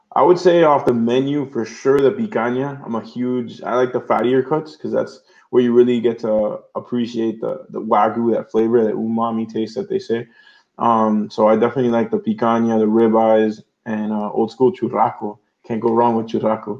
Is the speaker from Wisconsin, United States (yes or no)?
no; Miami, Florida, United States; I was born here in Miami, Florida, year 1987.